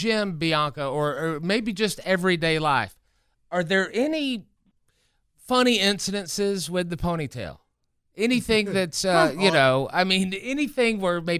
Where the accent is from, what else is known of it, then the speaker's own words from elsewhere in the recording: South Carolina, United States; I'm from South Carolina.